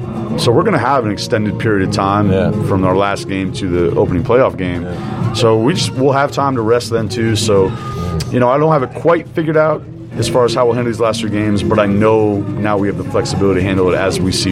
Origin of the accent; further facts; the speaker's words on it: Vermont, United States; moved away; She knows we're from Vermont.